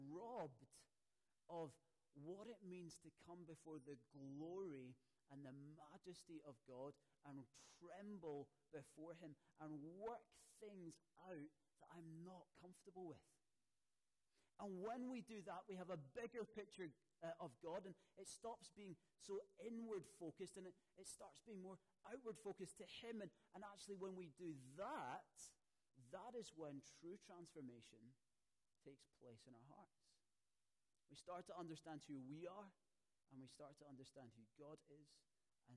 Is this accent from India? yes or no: no; Scotland, United Kingdom; now in Poole, United Kingdom; especially as a Scotsman